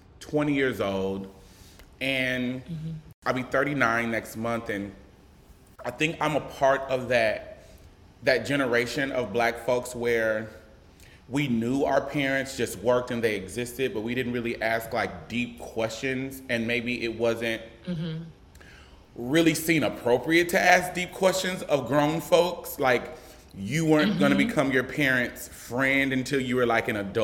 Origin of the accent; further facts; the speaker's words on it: Omaha, Nebraska, United States; I am born and raised in Omaha, Nebraska.